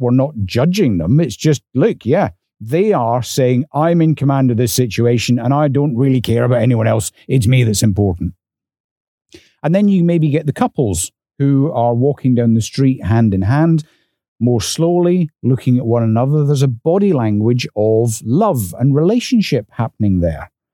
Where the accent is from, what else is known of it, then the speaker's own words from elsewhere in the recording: north of the English border, Scotland, United Kingdom; accent: Scottish; moved away; I was also dragged up north of the English border. So when he heard my accent